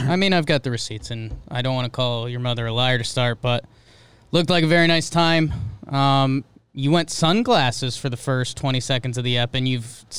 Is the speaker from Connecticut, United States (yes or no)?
yes; Middlebury, Connecticut, United States; I'm from Middlebury, Connecticut.